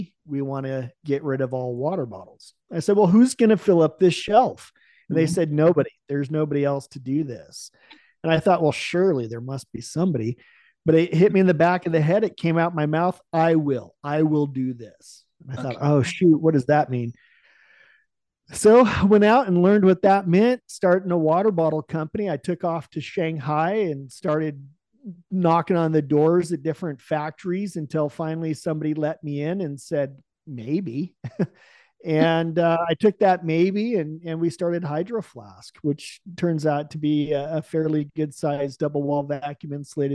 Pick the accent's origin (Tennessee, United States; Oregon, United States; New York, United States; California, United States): Oregon, United States; Salem; I was born in Salem, Oregon